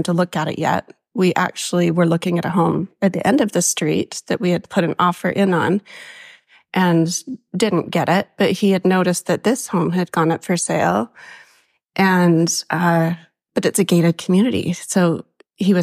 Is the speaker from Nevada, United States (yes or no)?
no; Davis County, Utah, United States; moved away as an adult; also born or lived in Florida / East Texas / North Carolina; I was born and raised in Davis County, Utah